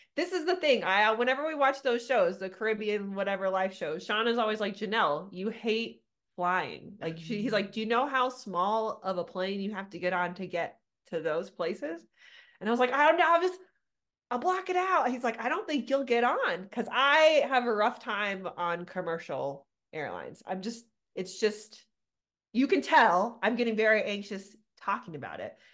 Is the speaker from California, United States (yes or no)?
yes; Southern California, United States; moved away as an adult; now in Littleton, United States; I'm originally from California, Southern California. I just moved here 10 years ago